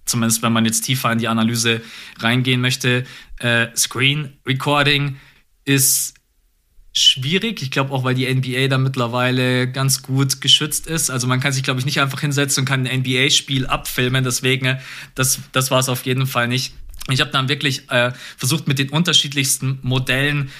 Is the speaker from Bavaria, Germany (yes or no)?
yes; Munich, Bavaria, Germany; also born or lived in Augsburg; ich bin in München geboren und aufgewachsen